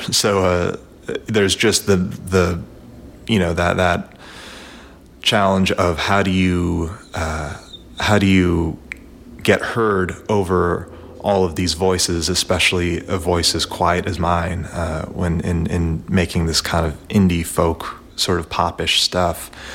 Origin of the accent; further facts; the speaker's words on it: Nashville, Tennessee, United States; I'm from Nashville, Tennessee